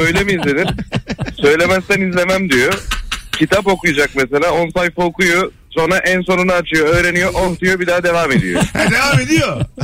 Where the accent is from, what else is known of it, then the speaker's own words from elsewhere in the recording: Adana, Turkey; ben Adanalıyım.